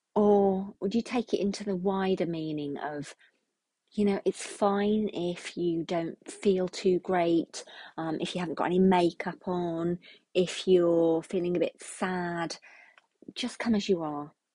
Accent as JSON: {"language": "English", "country": "United Kingdom", "said": "we're British"}